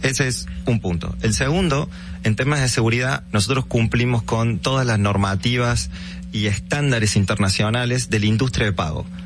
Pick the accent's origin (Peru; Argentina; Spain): Argentina; moved away as an adult; now in Dominican Republic; Yo soy argentino, hace ocho años que, que vivo en el país.